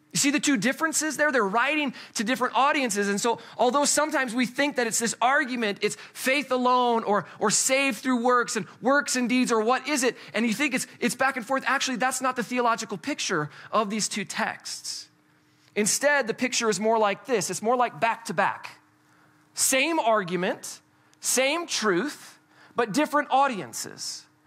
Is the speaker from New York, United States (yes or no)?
no; Colorado, United States; we're from Colorado